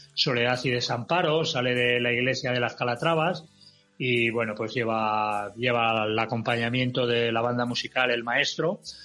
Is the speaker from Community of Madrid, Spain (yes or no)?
yes; Madrid, Community of Madrid, Spain; soy madrileño por los cuatro costados